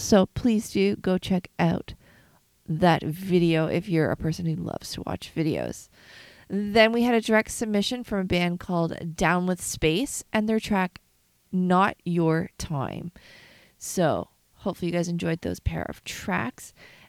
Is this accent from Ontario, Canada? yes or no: yes; Kitchener, Ontario, Canada; now in Montreal, Canada; I loved growing up in Kitchener-Waterloo. It was a great place to learn how to play music, start out on the scene, and I had a hard time moving from there to Montreal